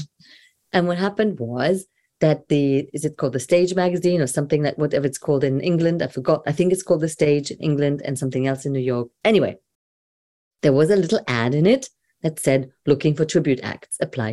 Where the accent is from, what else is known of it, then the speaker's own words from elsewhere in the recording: Germany; moved away; also born or lived in Brighton; I'm a girl from Germany